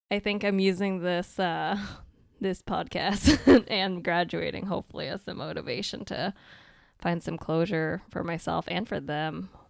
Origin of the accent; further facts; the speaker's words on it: Maine, United States; also born or lived in California; I was born in California and lived there for nine years, and then we hopped around, and then I ended up in Maine for most of my life, basically from elementary school all the way through med school, basically.